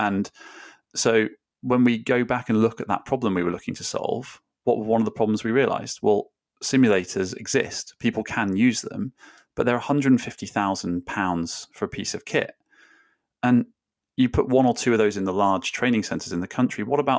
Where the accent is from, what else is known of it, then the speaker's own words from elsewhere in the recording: Wales, United Kingdom; I grew up in South Wales.